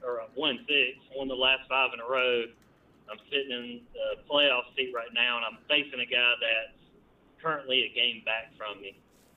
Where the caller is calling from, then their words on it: North Carolina, United States; from North Carolina.